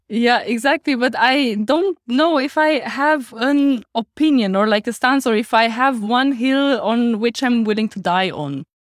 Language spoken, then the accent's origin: English; Romania; accent: Romanian; English is a second language; now in Heidelberg, Germany; that was my Romanian accent just pulling through